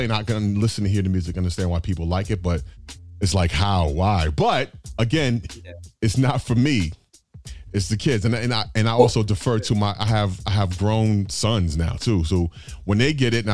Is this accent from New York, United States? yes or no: yes; New York City, New York, United States; moved away as an adult; also born or lived in Florida / Atlanta; Born and raised in Brooklyn, and I came up in that 80s and 90s era of hip hop